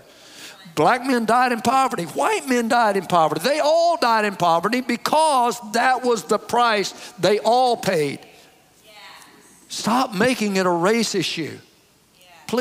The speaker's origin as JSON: {"language": "English", "region": "the South", "country": "United States", "tie": "born or raised there", "said": "I grew up in the South"}